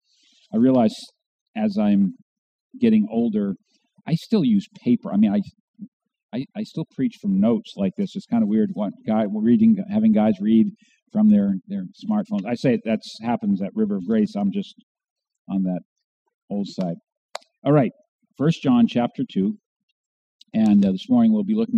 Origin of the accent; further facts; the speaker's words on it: New Hampshire, United States; also born or lived in Warsaw, New York; I was born in Warsaw, New York, out halfway between Rochester and Buffalo, New York. But I really grew up here in New Hampshire